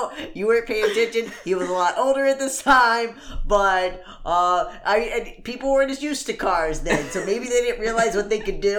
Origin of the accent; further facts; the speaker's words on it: Northern Indiana, United States; I'm talking like North Indiana. We grew up in North